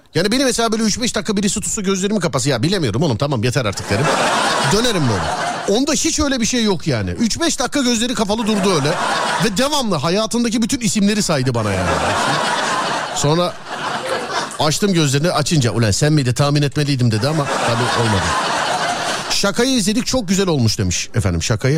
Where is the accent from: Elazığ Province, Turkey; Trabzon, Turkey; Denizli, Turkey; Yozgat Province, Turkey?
Denizli, Turkey